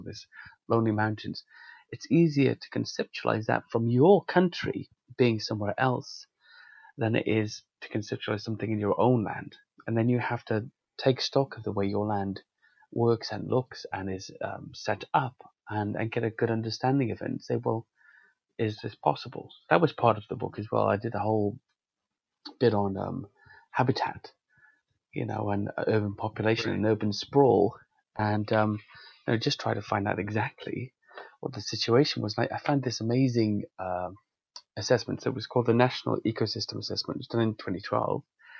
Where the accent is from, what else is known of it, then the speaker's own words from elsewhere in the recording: Wales, United Kingdom; I've spent some time in a lot of rural areas in Wales, and I grew up in Wales, you really see